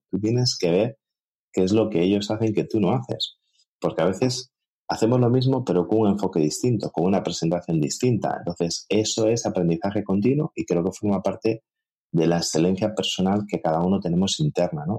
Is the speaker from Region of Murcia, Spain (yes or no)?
no; Galicia, Spain; como buen gallego